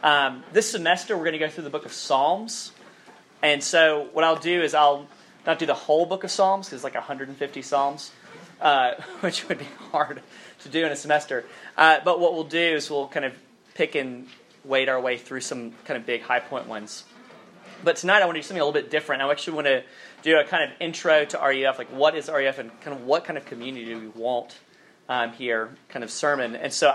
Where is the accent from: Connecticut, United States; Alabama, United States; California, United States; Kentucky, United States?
Alabama, United States; accent: Southern; no one could understand anything that I said because I was from so deep South Alabama. And my Southern accent has faded a little bit as time has gone by.